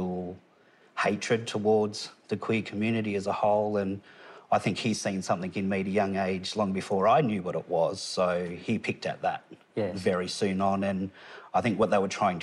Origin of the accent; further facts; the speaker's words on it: Tamworth, New South Wales, Australia; also born or lived in Gunnedah, Australia / Kempsey, Australia; I'm originally from Tamworth, born in Gunnedah